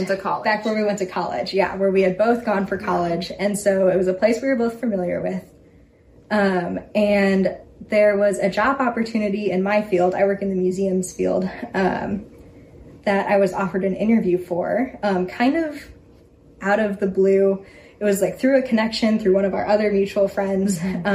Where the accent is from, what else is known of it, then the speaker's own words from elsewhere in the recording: St. Louis, Missouri, United States; moved away as an adult; also born or lived in Florence, Italy; now in Atchison, United States; I grew up in St. Louis, Missouri. Always lived in the same house. Always imagined myself living in St. Louis forever.